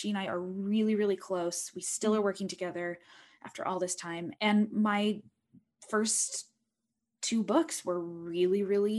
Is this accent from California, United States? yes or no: no; Utah, United States; I was raised in Utah County, Utah, raised very conservative LDS Mormon family.